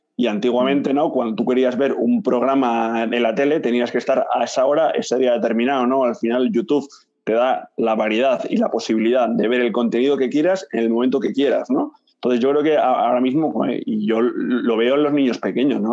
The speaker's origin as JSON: {"language": "Spanish", "town": "Madrid", "region": "Community of Madrid", "country": "Spain", "also_born_or_lived": "Barcelona", "moved": "as an adult", "said": "Yo soy de Madrid, yo soy de Madrid"}